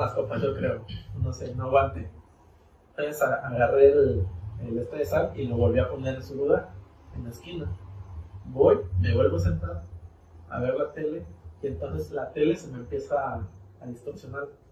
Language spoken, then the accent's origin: Spanish; Mexico; como buen mexicano